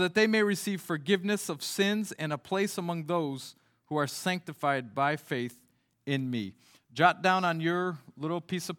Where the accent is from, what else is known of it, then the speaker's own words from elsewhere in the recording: Mali; now in France; since I grew up in Mali, West Africa, there's not too many fish in the Sahara Desert.